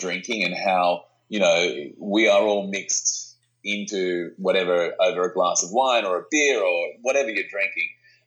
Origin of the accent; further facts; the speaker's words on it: Australia; we are Australian wine writers